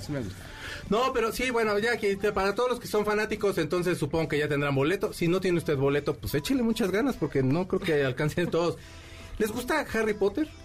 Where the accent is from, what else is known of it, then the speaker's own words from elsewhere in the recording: Mexico; por ser mexicano